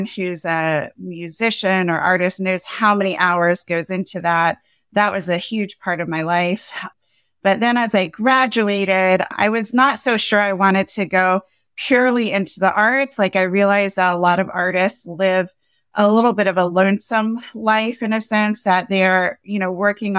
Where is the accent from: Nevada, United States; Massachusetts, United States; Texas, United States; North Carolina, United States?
North Carolina, United States; Cary; I grew up in the South. I grew up in Cary, North Carolina, right outside of Raleigh, the capital. My parents moved down to North Carolina from New York.